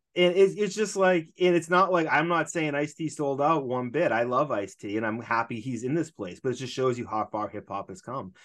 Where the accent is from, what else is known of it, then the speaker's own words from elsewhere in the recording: Boston, Massachusetts, United States; I'm from Boston